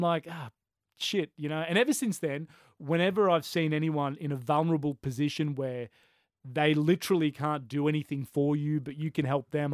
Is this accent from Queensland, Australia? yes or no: yes; Brisbane, Queensland, Australia; growing up in Brisbane